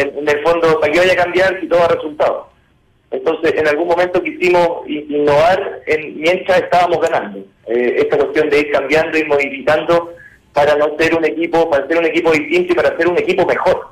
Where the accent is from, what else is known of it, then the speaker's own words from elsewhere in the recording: Chile; moved away as an adult; now in Peru; los técnicos chilenos